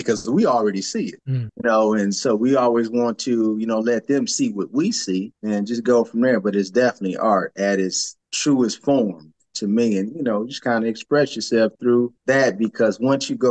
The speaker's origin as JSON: {"language": "English", "region": "Michigan", "country": "United States", "moved": "as an adult", "lives_now": "Atlanta, United States", "said": "I'm from Michigan"}